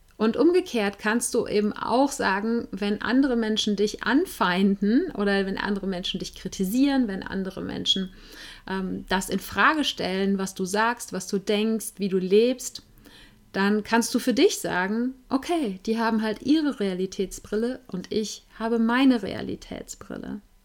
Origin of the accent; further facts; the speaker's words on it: Germany; ich bin als Weiße in Deutschland geboren und aufgewachsen